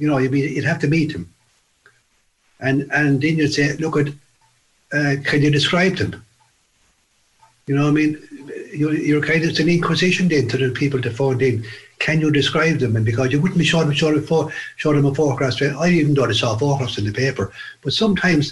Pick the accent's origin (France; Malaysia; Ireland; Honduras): Ireland; Fermoy, Munster; I was from Fermoy.